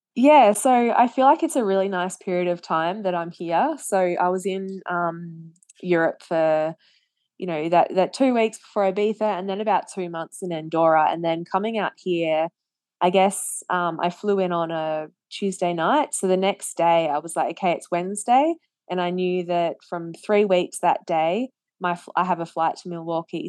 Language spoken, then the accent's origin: English; Australia; as an Australian